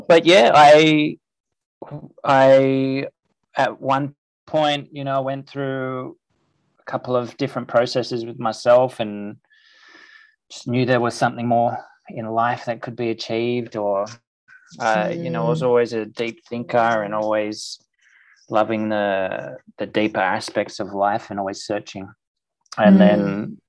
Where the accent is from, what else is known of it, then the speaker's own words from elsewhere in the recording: Sydney, New South Wales, Australia; also born or lived in Byron Bay; So I grew up in Paddington in Sydney.